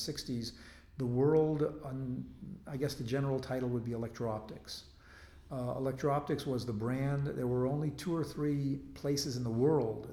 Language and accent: English; United States; moved away as an adult; also born or lived in Israel; now in Jerusalem, Israel; when I was growing up, there was a draft in the United States